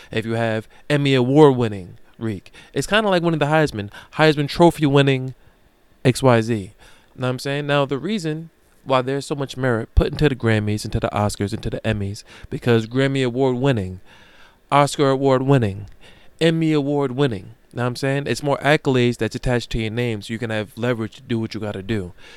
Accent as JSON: {"language": "English", "town": "Amityville", "region": "New York", "country": "United States", "said": "I'm from Amityville"}